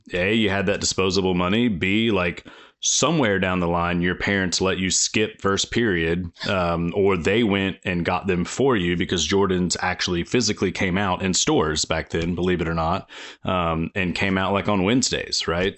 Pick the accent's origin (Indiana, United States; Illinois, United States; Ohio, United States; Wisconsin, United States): Indiana, United States; I'm just a, a kid that was growing up in Indiana, um, at the time.